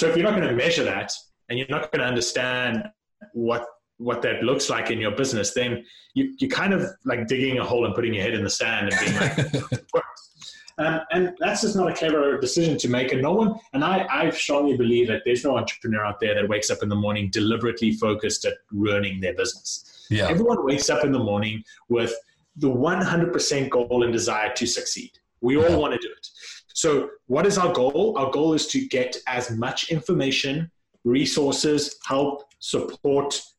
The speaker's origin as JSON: {"language": "English", "country": "South Africa", "tie": "born or raised there", "moved": "as an adult", "said": "I grew up in South Africa, and when I finished high school, went off to college, and college in South Africa is a little bit different"}